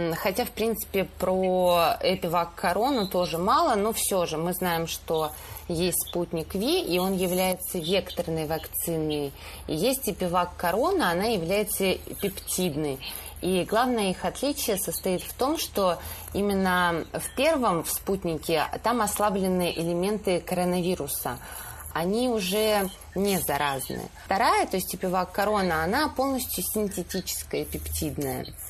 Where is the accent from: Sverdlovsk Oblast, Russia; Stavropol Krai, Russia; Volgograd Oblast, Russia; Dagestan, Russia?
Stavropol Krai, Russia; now in Moscow, Russia; я родилась в Ставропольском крае